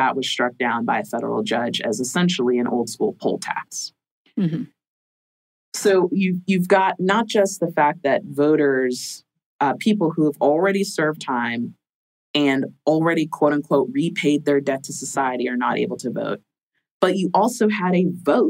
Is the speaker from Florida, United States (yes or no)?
yes; Florida, United States; I'm from Florida. We're creative. We're creative bunch.